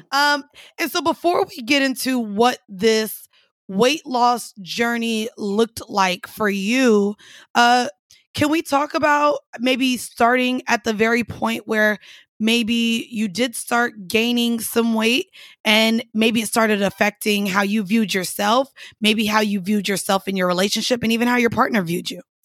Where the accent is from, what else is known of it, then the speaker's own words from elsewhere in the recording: Orlando, Florida, United States; moved away; I grew up in Orlando.